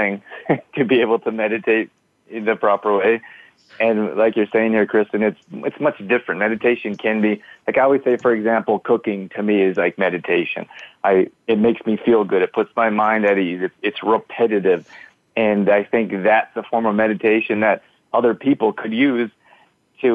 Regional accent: Canada; moved away as an adult; also born or lived in United States; I grew up here in Canada. Then when I was 18, I moved to the U.S.

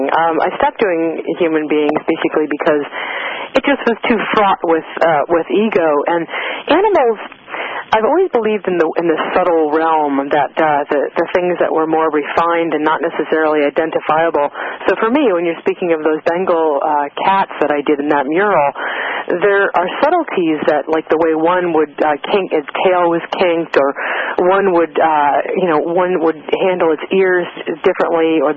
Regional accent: East Coast, United States; I was born in the East on the in the East on the East Coast

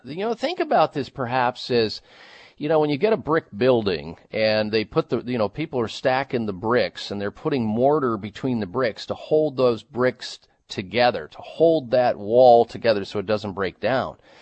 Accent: Midwest, United States; I'm from the Midwest

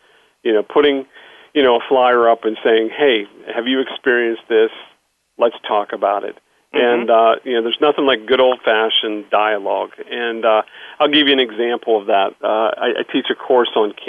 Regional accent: Pittsburgh, Pennsylvania, United States; I grew up in Pittsburgh, so I do have a little accent

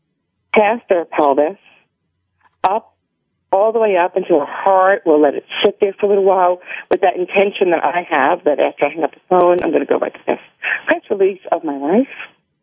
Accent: New York, United States; I'm from New York

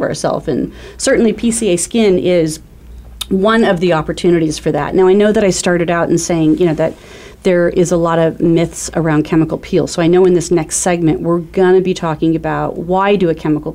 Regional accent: Arizona, United States; also born or lived in California; I'm from Arizona. I've lived here all of my life with the exception of being in California for a little bit.

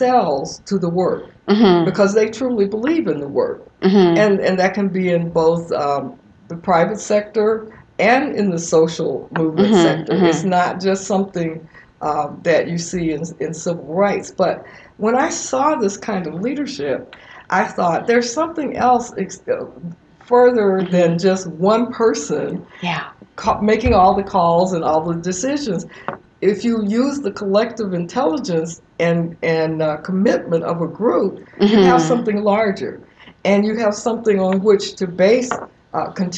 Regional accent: Birmingham, Alabama, United States; growing up in Birmingham, Alabama

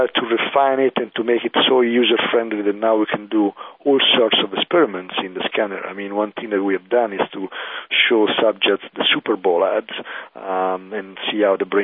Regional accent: Italy; accent: Italian; English is a second language; moved away; I'm an Italian, as you can hear from my accent.

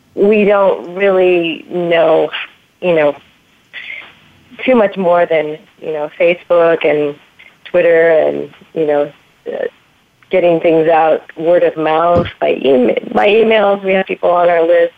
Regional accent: Michigan, United States; where actually where I grew up in Michigan

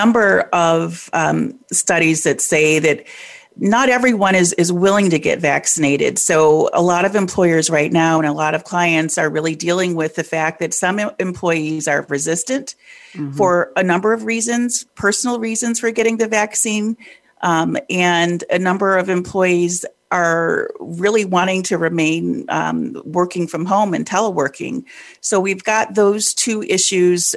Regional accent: Detroit, Michigan, United States; I'm originally from Detroit, born and bred there.

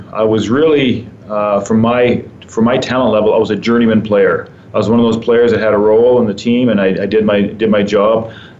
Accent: Sault Ste. Marie, Ontario, Canada; moved away as an adult; also born or lived in Saskatchewan; now in Calgary, Canada; I grew up in Sault Ste. Marie, which is a town in northern Ontario, which is really full of a lot of Italian immigrants. And so the rest of my family was born in northern Italy, my brothers and sisters. And we came over to Canada, like many immigrants, in the 50s.

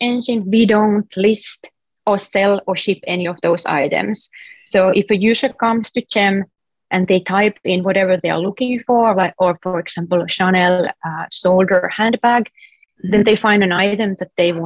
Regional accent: Finland; English is a second language; moved away as an adult; now in San Francisco, United States; originally I'm from Finland, if you can hear a weird accent

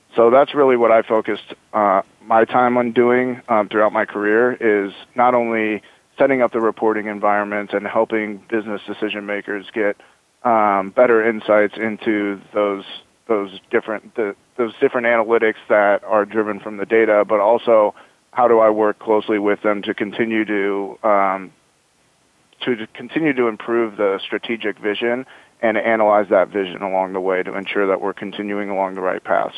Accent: Omaha, Nebraska, United States; now in Bay Area, United States; I'm from Omaha, Nebraska

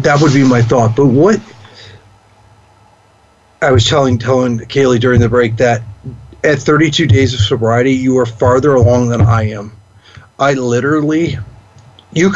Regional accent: Chicago, Illinois, United States; moved away; I'm from Chicago. I couldn't go back to Chicago for a while.

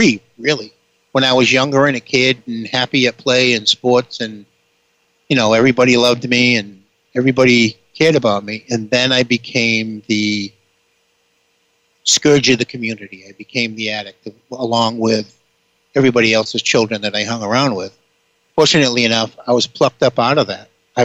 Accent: Boston, Massachusetts, United States; I'm ultimately from the Boston area, if you couldn't figure that out by the way that I spoke

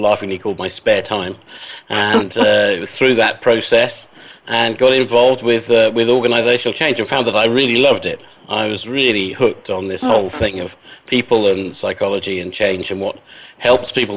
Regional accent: England, United Kingdom; I'm an Englishman

